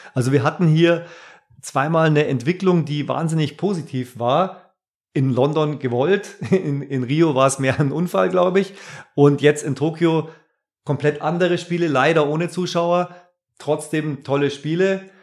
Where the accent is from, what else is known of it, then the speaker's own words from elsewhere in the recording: Bavaria, Germany; heimatverbunden ist man ja auch ein Stück weit als Bayer